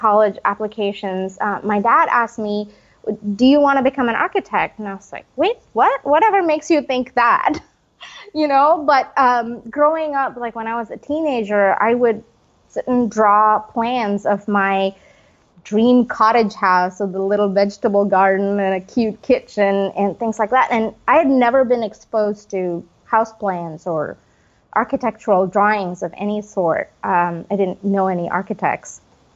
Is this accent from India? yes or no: yes; India; moved away; I grew up in India